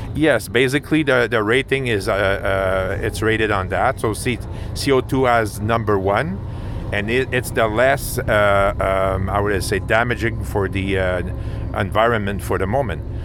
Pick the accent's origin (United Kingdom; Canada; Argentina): Canada; Montreal, Quebec; first language French; English is a second language; I'm from uh, Montreal, Quebec, so we speak French basically. So you have to uh, forgive me for my accent